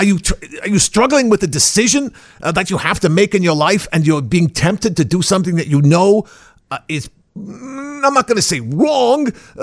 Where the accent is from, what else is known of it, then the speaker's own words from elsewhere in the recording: United States; Well, no, I'm originally from the United States, but I studied in Prague for my doctorate.